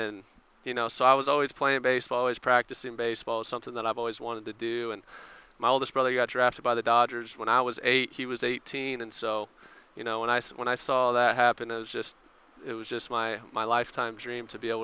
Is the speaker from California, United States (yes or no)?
yes; Southern California, United States; I'm from Southern California